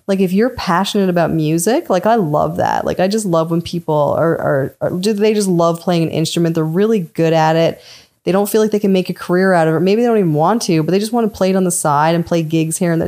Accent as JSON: {"language": "English", "region": "Newfoundland and Labrador", "country": "Canada", "tie": "born or raised there", "said": "growing up in Newfoundland was tough too"}